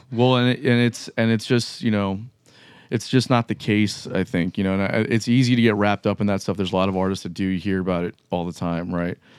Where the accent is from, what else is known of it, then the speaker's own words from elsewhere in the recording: Miami, Florida, United States; now in Jacksonville, United States; I'm from Miami